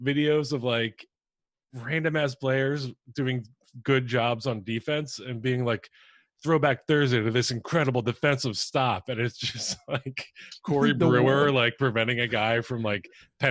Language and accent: English; Philadelphia, Pennsylvania, United States; I'm a Philly fan. I'm from Philly.